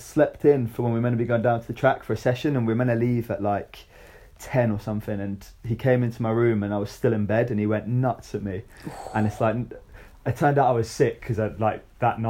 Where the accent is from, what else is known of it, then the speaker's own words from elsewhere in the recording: Scotland, United Kingdom; growing up in Scotland